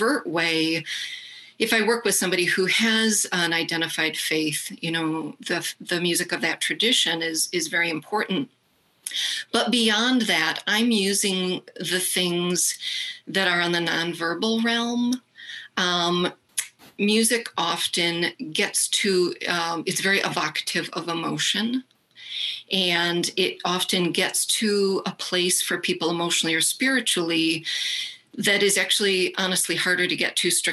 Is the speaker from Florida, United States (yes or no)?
no; Rockford, Illinois, United States; I grew up in Rockford, Illinois.